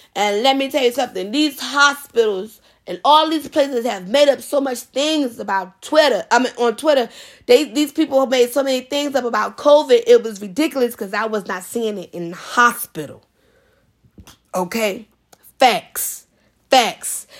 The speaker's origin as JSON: {"language": "English", "region": "New York", "country": "United States", "said": "as a New Yorker"}